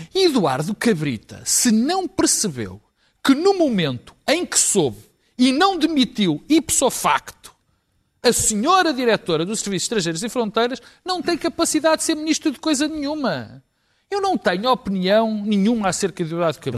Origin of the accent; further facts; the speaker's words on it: Portugal; como portugueses